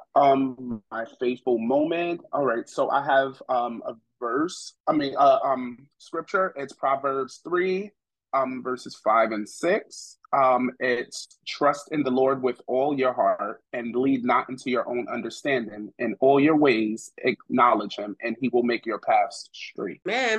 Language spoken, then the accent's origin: English; New York City, New York, United States; I'm originally from New York City, Brooklyn